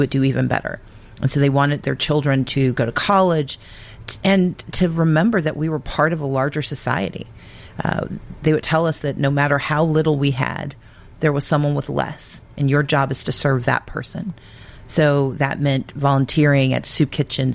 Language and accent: English; Gulfport, Mississippi, United States; moved away; I'm originally from Mississippi. I grew up in Gulfport.